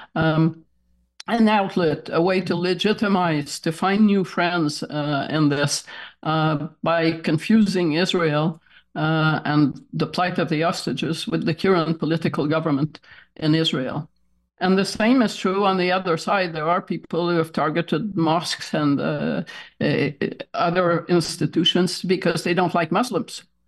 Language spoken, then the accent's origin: English; Toronto, Ontario, Canada; now in Montreal, Canada; I was raised in Toronto